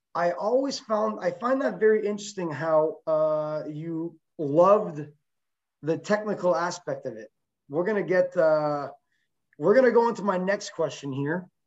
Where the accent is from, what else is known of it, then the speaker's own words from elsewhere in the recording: Quebec, Canada; She is a uh, Quebec native, so am